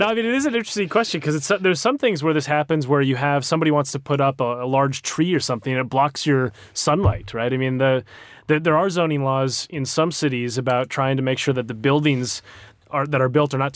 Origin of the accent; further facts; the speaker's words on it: United States; moved away as an adult; as an American coming over here